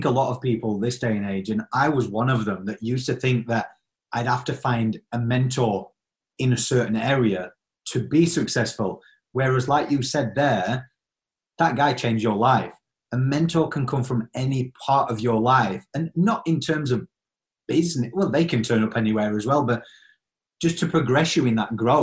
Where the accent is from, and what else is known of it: Yorkshire and the Humber, United Kingdom